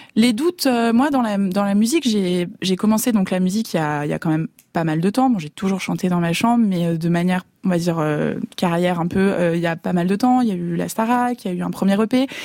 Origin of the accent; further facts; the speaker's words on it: Lyon, Auvergne-Rhône-Alpes, France; moved away as an adult; now in Paris, France; j'ai grandi à Lyon